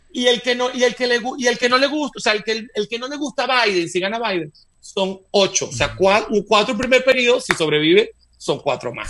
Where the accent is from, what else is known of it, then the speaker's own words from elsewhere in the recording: Venezuela; moved away as an adult; also born or lived in Madrid, Spain; now in United States; soy venezolano de nacimiento, nunca lo dejaré de ser